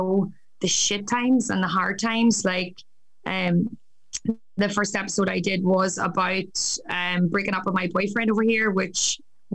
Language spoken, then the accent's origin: English; County Down, Northern Ireland, United Kingdom; moved away as an adult; also born or lived in Newcastle, County Down; now in Australia; I'm originally from County Down. I moved to Australia 6 years ago